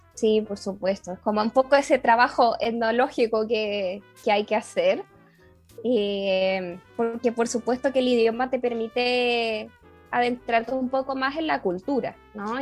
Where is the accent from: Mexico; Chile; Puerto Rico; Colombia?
Chile